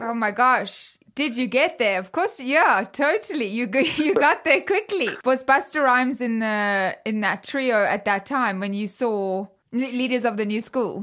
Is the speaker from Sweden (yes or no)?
no; South Africa; where I grew up in South Africa